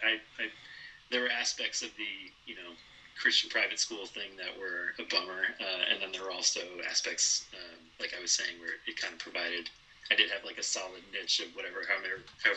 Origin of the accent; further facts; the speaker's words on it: Minneapolis, Minnesota, United States; when I was growing up in the Twin Cities. So I had the fortune, I guess, in that sense of growing up in the city